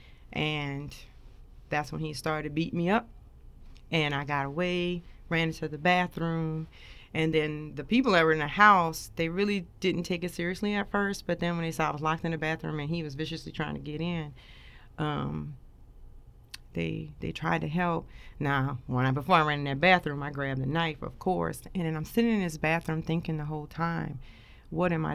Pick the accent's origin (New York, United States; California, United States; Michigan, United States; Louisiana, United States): Louisiana, United States; New Orleans; now in Dover, United States; I grew up in New Orleans, Louisiana, kind of born Charity Hospital, if anybody know what that is, out there in New Orleans, they know.